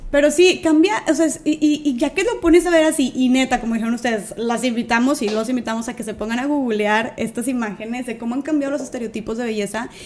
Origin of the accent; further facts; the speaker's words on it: Monterrey, Nuevo León, Mexico; soy de aquí de Monterrey